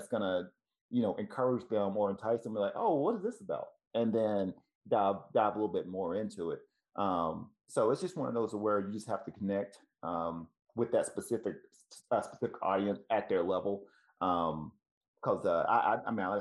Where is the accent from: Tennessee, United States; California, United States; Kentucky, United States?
Tennessee, United States; moved away; also born or lived in Ohio; I'm originally from Tennessee